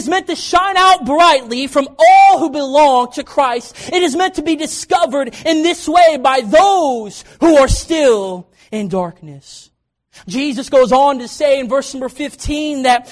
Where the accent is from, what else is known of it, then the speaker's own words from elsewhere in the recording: Kentucky, United States; also born or lived in Knoxville, Tennessee; I was born in Knoxville, Tennessee, but I actually grew up in Kentucky, and my dad pastored there